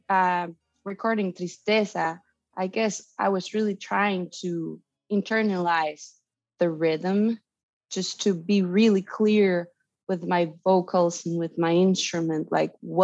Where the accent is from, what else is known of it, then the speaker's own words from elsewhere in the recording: Veracruz, Mexico; I come from Veracruz. It's a really culturally rich part of Mexico, region of Mexico.